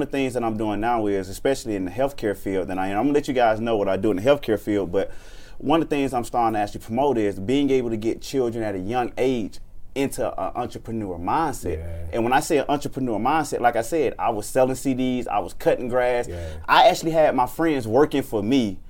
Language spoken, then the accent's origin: English; Atlanta, Georgia, United States; I grew up in Atlanta. College Park